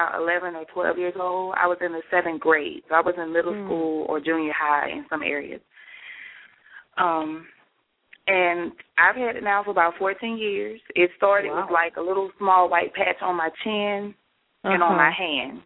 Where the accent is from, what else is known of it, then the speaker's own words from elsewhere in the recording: Baton Rouge, Louisiana, United States; I'm born and raised in Baton Rouge, Louisiana